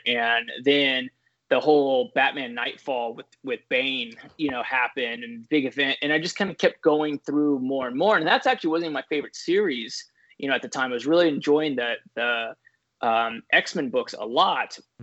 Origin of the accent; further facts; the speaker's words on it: San Diego, California, United States; also born or lived in Scripps Ranch, California; I grew up in San Diego, California